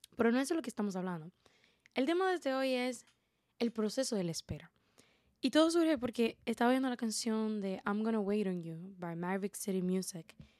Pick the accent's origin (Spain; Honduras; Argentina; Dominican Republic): Dominican Republic; como buena dominicana